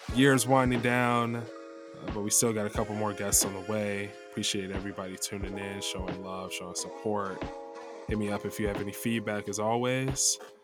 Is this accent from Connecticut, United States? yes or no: no; Chicago suburbs, Illinois, United States; moved away as an adult; also born or lived in New York; now in Los Angeles, United States; I grew up in Chicago suburbs